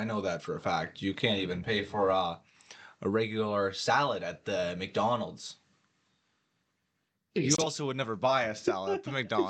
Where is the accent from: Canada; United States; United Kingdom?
Canada; Kitchener, Ontario; we're from the Kitchener area.